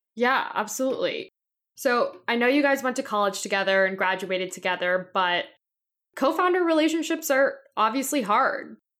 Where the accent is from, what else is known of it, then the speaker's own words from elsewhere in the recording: Atlanta, Georgia, United States; I'm from Atlanta